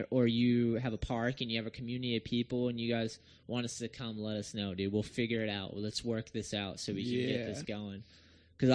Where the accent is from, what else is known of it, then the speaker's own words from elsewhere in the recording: Raymond, New Hampshire, United States; moved away; also born or lived in Massachusetts; I wasn't born in New Hampshire. I was born in Mass, but like, I lived in the trailer park in New Hampshire. Raymond, New Hampshire.